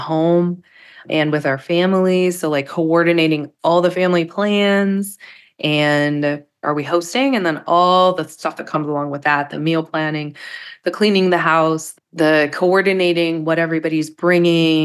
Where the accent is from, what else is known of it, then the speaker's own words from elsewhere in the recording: Pittsburgh, Pennsylvania, United States; We're also from Pittsburgh, where like at weddings, we have cookies everywhere